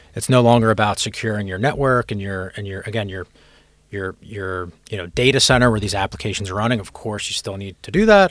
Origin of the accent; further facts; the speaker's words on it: Philadelphia, Pennsylvania, United States; moved away as an adult; also born or lived in California / San Francisco; now in London, United Kingdom; I'm from Philadelphia in the United States originally.